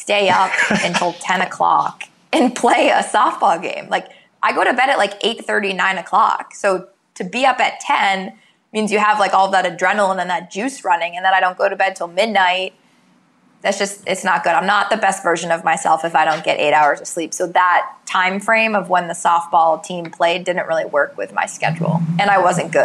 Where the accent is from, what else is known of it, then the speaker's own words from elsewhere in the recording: New Hampshire, United States; moved away; I'm from New Hampshire originally